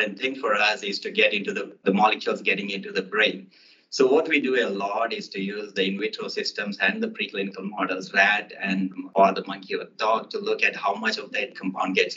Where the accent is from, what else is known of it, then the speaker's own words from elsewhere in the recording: Hanamkonda, Telangana, India; now in Boston, United States; my hometown, Hanumkunda, where my birthplace.